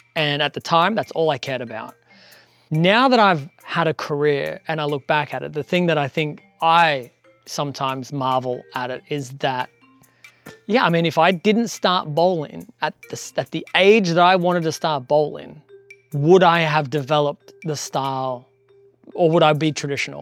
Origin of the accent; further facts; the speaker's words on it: Australia; moved away; I'm Australian